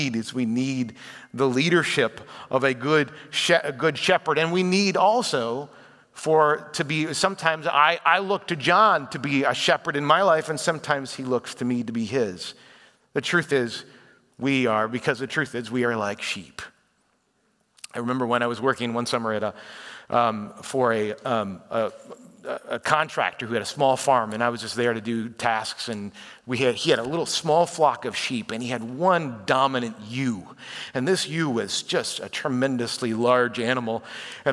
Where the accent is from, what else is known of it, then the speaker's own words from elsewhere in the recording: Chicago, Illinois, United States; moved away; I was raised in the Chicago area